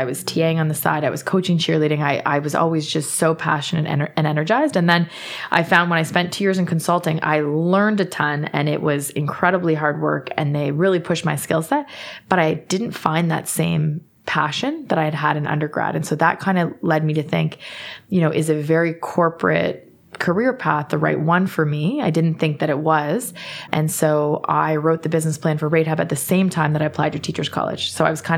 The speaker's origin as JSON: {"language": "English", "town": "Kingston", "region": "Ontario", "country": "Canada", "tie": "born or raised there", "said": "growing up in Kingston"}